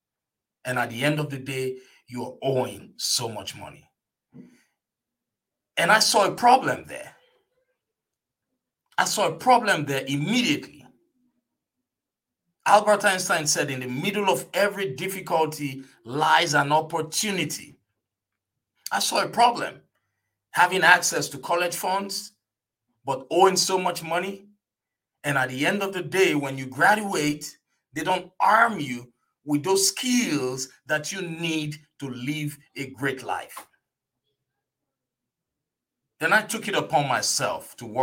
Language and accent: English; Nigeria; now in United States; an immigrant from Nigeria